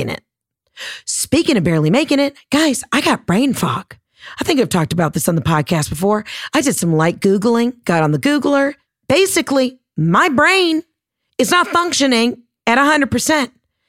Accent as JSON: {"language": "English", "region": "Georgia", "country": "United States", "said": "I'm from Georgia"}